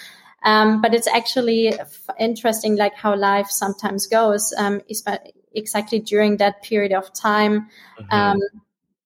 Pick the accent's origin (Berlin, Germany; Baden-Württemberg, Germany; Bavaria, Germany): Bavaria, Germany; moved away as an adult; also born or lived in Bahamas; I'm originally from Germany